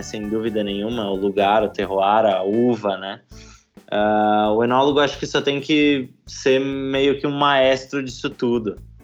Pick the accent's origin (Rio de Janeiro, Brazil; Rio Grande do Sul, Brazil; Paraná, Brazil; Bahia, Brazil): Rio Grande do Sul, Brazil; Garibaldi; also born or lived in Caxias do Sul; eu sou nascido em Caxias do Sul, uma das maiores cidades aqui da Serra, mas criei e me considero um garibaldense de, de coração, moro em Garibaldi desde que eu me entendo por gente